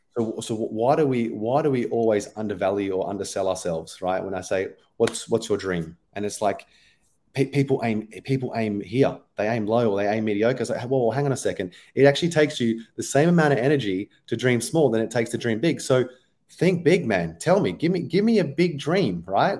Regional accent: Australia; accent: Australian; moved away as an adult; now in London, United Kingdom; I'm origi-, originally Australian, if you haven't picked up from my accent already.

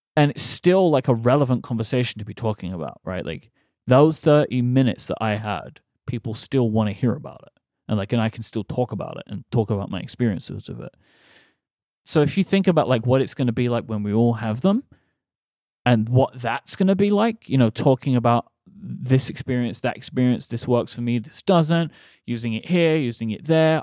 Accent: London, United Kingdom; we are doing a show in my hometown

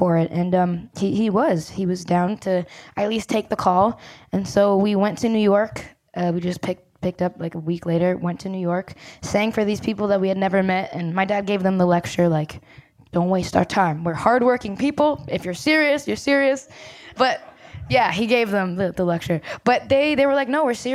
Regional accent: Brampton, Ontario, Canada; I'm from Brampton, Ontario, Canada

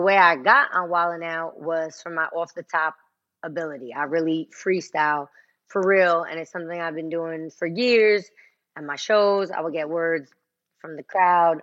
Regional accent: Passaic County, New Jersey, United States; I'm from Jersey

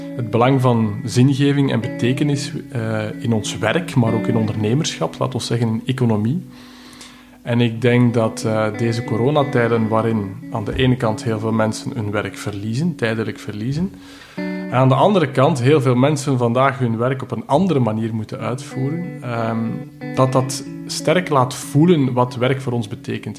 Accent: Belgium; ik ben een Belg

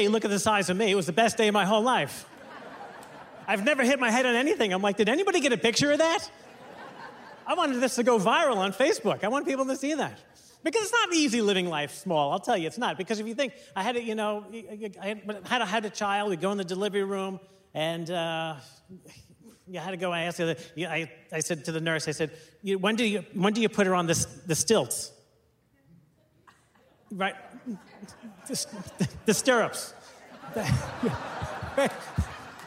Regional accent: New York, United States; But I'm from New York.

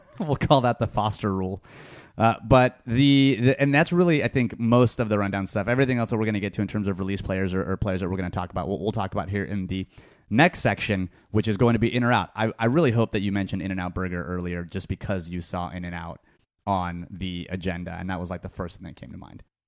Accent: California, United States; I was born and raised in California

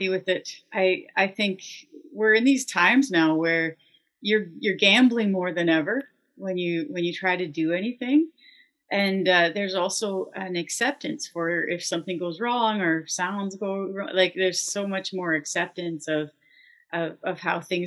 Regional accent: Lively, Ontario, Canada; I grew up in Lively.

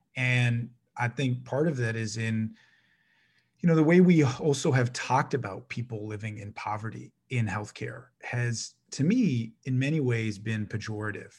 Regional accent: Toronto, Ontario, Canada; I was born in Saint Jamestown, which is right across the street from Rosedale. Folks were in Toronto. I was on Rose Avenue

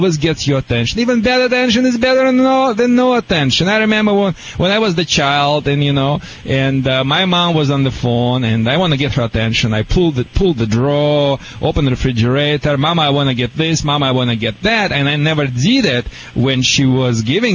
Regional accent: Michigan, United States; now in California, United States; I'm from Michigan

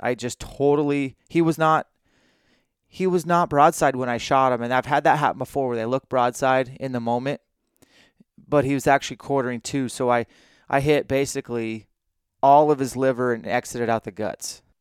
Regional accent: Washington, United States; I'm from Washington State

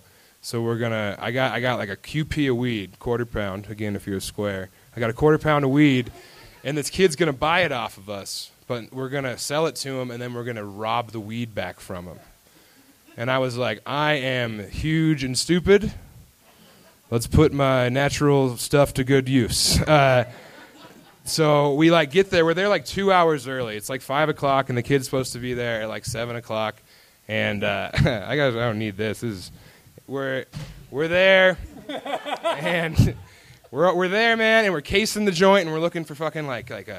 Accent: Elizabeth, Colorado, United States; I was from Elizabeth, Colorado

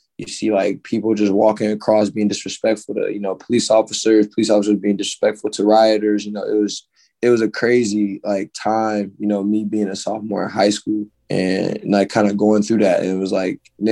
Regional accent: Ferguson, Missouri, United States; moved away as an adult; I grew up in Ferguson, Missouri. Which is in St. Louis, by a specific area.

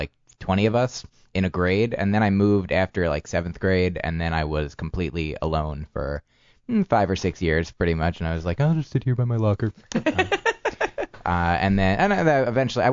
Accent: northern New Jersey, United States; also born or lived in Boston; now in New York, United States; I grew up in New Jersey

